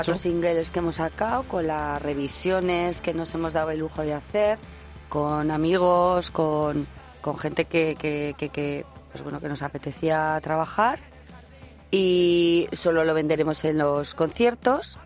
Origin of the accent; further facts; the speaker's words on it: Lodosa, Navarre, Spain; yo soy de Lodosa